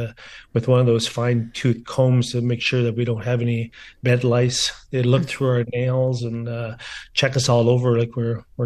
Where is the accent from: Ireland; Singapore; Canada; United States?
Canada; Garden River, Ontario; also born or lived in Sault Ste. Marie, Ontario; growing up in Garden River, making that first sheet of ice in my backyard